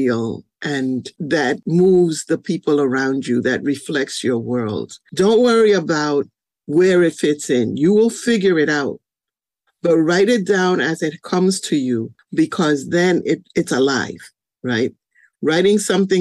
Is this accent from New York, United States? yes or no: yes; New York City, New York, United States; also born or lived in Carolina, Puerto Rico / Spanish Harlem / Buffalo; the Bronx, because of course I grew up here.